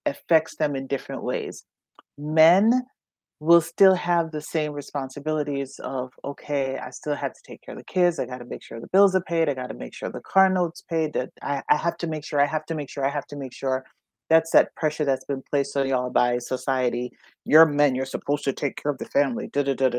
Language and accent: English; Jamaica; moved away; I'm from Jamaica and it's still a very machismo country.